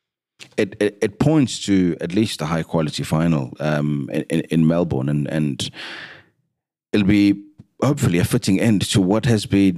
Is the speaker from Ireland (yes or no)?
no; South Africa; as a South African